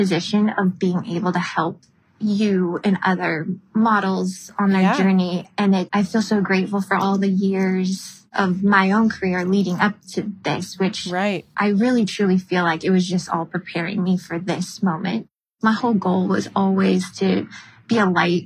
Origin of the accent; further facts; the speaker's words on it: Frankfort, Illinois, United States; also born or lived in Greece / Paris; now in Manhattan Beach, United States; I grew up in Frankfort, Illinois, which is about 45 minutes south of Chicago.